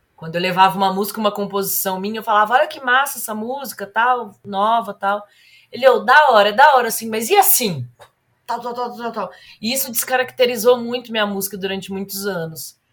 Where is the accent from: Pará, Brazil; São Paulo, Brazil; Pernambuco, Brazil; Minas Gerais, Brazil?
São Paulo, Brazil; Ribeirão Preto; also born or lived in Belo Horizonte; Atualmente moro em Ribeirão Preto. Aliás, nasci em Ribeirão Preto